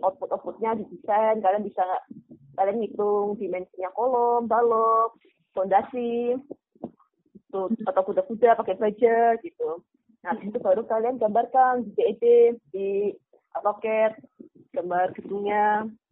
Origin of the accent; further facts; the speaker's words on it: Kebumen, Central Java, Indonesia; now in Yogyakarta, Indonesia; Asal saya di Kebumen